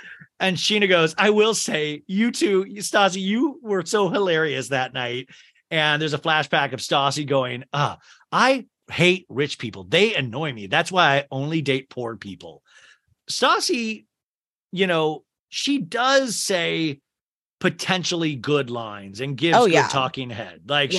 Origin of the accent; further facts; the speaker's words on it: St. Louis, Missouri, United States; You're from St. Louis. I'm from St. Louis.